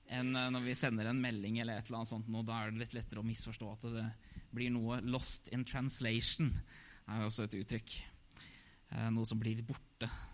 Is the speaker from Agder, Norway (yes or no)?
no; Hamar, Innlandet, Norway; født og oppvokst i Hamar